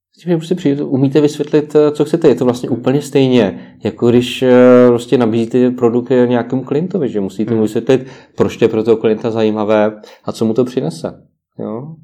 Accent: Czechia; my jako Češi

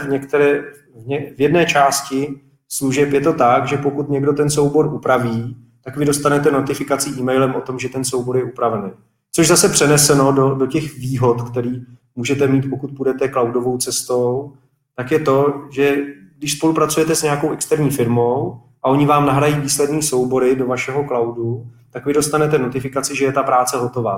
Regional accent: Czechia; first language Czech; v naší krajině je čeština taková jako dost obtížný jazyk

